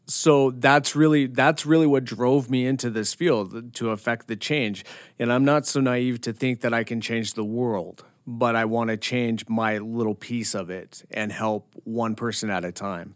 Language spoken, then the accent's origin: English; Bozeman, Montana, United States; also born or lived in Washington; I'm born and raised in Montana. Uh, I was born in Bozeman, Belgrade. I grew up there